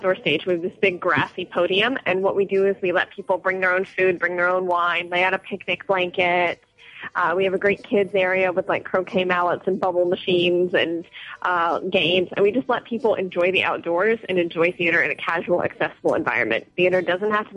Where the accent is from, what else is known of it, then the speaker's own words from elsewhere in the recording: United States; moved away as an adult; now in Hong Kong; I grew up in the States, where literally almost every city has a Shakespeare Festival